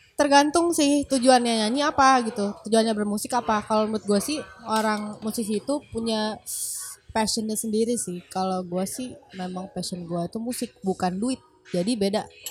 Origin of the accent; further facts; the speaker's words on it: Makassar, South Sulawesi, Indonesia; aku sendiri juga dari Makassar